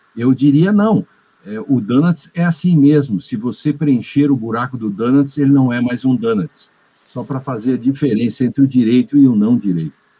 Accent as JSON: {"language": "Portuguese", "town": "Agudo", "region": "Rio Grande do Sul", "country": "Brazil", "tie": "born or raised there", "said": "Eu nasci a dois quilômetros do lugar em que encontraram esse dinossauro"}